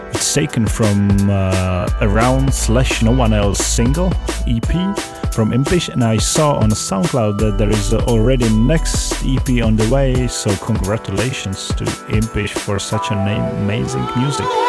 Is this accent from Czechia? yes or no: yes; Prague, Czechia; in my hometown here in Prague